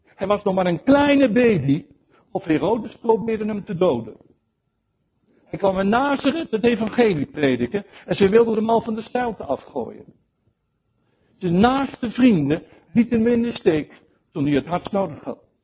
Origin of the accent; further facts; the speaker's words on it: Netherlands; also born or lived in Rotterdam; als Nederlanders